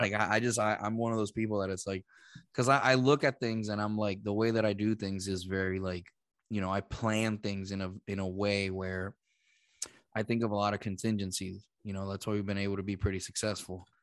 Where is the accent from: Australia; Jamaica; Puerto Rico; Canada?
Puerto Rico; moved away as an adult; also born or lived in Boston; I'm from Puerto Rico